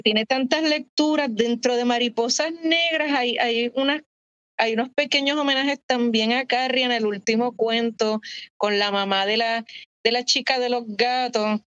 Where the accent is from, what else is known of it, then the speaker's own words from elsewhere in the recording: San Juan, Puerto Rico; also born or lived in Santurce, Puerto Rico; en mi adolescencia, preadolescencia en Coupey, yo viví en Coupey hasta los 20